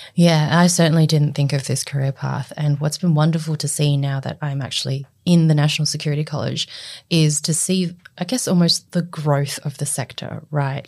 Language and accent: English; Australia; also born or lived in Guangzhou, China; I was born in Guangzhou, um, and I came to Australia at the age of six